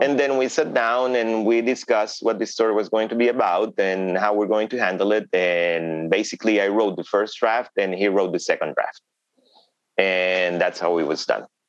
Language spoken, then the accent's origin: English; Honduras; English is a second language; in Honduras, I'm not a minority, but in the United States, mm-hmm. I am.